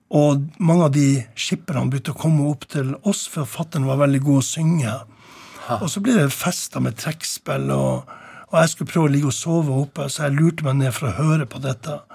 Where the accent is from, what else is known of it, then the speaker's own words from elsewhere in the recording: Tromsø, Troms, Norway; på loftet hjemme i Tromsdalen